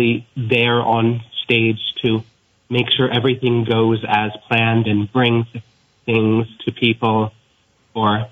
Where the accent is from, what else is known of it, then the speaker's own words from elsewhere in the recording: Burlington, Vermont, United States; I'm also 16 from Burlington